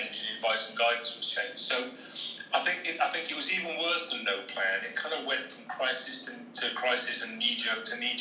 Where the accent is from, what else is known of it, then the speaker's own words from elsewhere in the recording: Cardiff, Wales, United Kingdom; I grew up in Cardiff in South Wales.